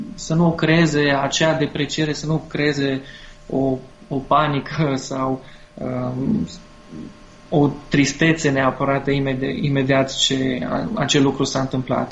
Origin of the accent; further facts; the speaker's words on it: Târgu Mureș, Mureș County, Romania; eu sunt și din Târgu Mureș